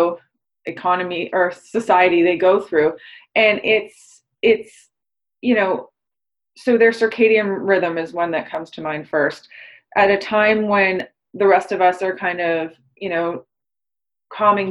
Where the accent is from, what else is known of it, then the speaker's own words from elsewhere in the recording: Toronto, Ontario, Canada; I'm from Toronto